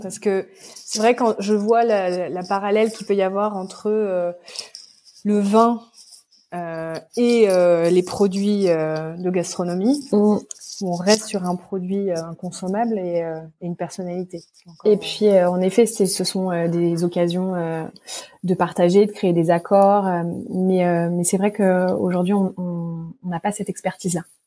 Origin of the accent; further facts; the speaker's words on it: Monts du Lyonnais, Lyon region, Auvergne-Rhône-Alpes, France; je suis originaire euh, de la région lyonnaise, des Monts du Lyonnais